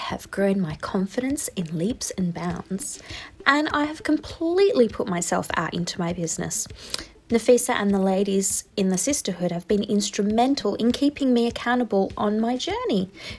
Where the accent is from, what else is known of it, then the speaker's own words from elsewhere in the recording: Western Australia, Australia; I'm from Western Australia.